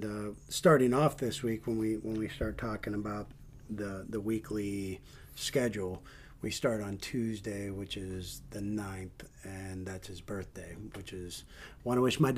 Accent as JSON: {"language": "English", "region": "Northeast Ohio", "country": "United States", "tie": "born or raised there", "moved": "yes", "said": "my hometown where I grew up in Northeast Ohio."}